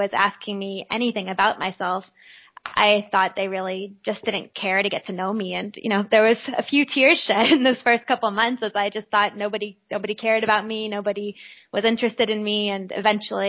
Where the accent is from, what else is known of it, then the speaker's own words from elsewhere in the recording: Midwest, United States; also born or lived in Austria; here in America, and definitely here in the Midwest